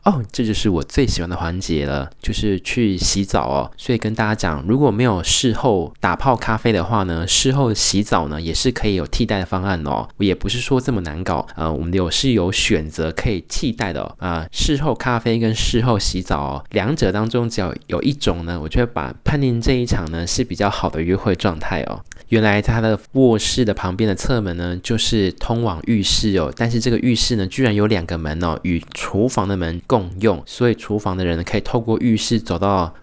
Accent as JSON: {"language": "Chinese", "country": "Taiwan", "also_born_or_lived": "Australia", "said": "我身为台湾人，中华儿女好媳妇"}